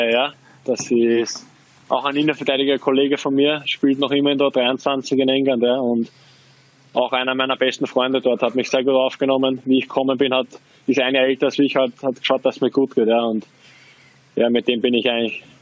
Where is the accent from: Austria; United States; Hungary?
Austria; Also ich, ich drücke natürlich jetzt als Österreicher den Linzer die Daumen, das ist klar.